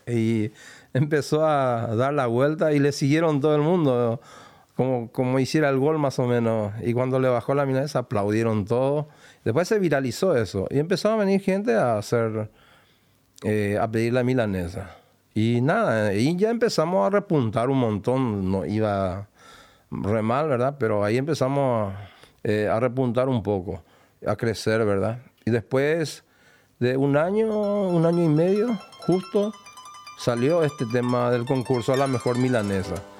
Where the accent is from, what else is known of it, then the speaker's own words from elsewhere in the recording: Paraguarí, Paraguay; now in Buenos Aires, Argentina; Yo soy de Paraguarí, una ciudad, ponele 60 kilómetros de Asunción